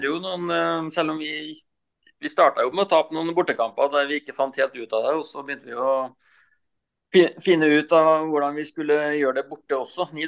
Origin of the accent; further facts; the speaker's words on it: Rakkestad, Østfold, Norway; Ja, nei, jeg er jo østfolding, da. Så jeg er jo fra Rakkestad, indre Østfold.